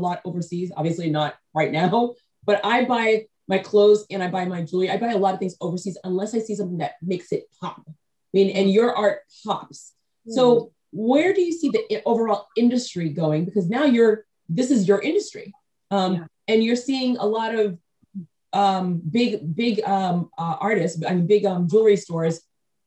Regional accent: New England, United States; I grew up in New England, but 90% of my American relatives, I'm first generation born in America

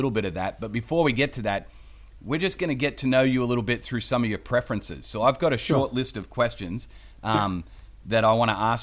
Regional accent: Adelaide, South Australia, Australia; moved away; we have the same hometown, like literally the same hometown back in South Australia in Adelaide

